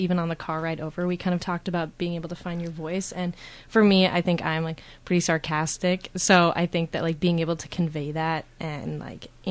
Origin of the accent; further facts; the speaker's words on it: St. Paul, Minnesota, United States; I'm from St. Paul, Minnesota.